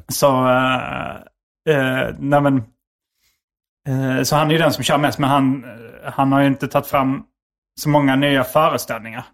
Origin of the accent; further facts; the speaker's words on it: Skåne, Sweden; accent: Scanian (skånska); moved away; min skånska